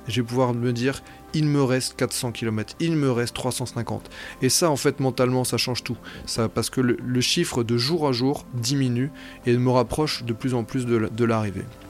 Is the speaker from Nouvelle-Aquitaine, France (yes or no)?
no; Brittany, France; moved away; je suis breton d'origine